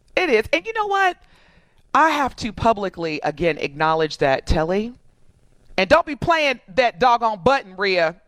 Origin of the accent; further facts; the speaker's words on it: Evansville, Indiana, United States; moved away as an adult; now in Milwaukee, United States; I am born and raised in Evansville, Indiana. I'm from Evansville, Indiana, born and raised, lived there the vast majority of my life. And actually, I moved from Evansville to Milwaukee in 2003.